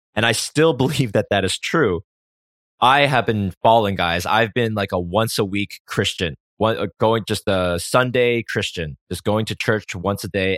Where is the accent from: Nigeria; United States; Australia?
United States; I grew up in America